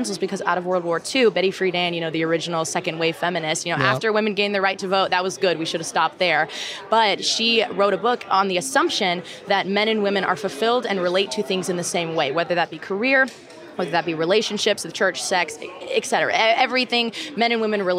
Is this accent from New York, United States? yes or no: no; Texas, United States; I'm from Texas